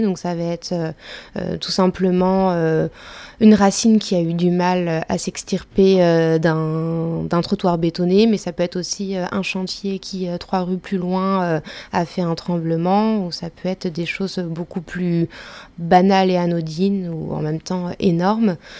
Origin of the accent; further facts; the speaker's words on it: Ain, near Lyon, Auvergne-Rhône-Alpes, France; je suis née plutôt de la campagne, euh, donc je viens de Lyon mais euh, même de l'Ain